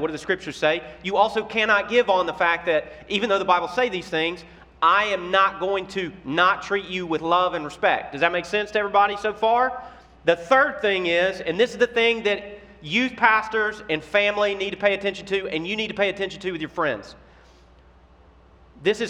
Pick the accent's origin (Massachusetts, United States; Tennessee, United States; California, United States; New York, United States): Tennessee, United States; Memphis; I'm from Memphis, Tennessee